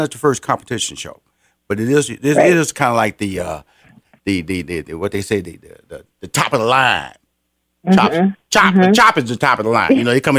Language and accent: English; Houston, Texas, United States; You went to my city, Houston. That's why I'm from Houston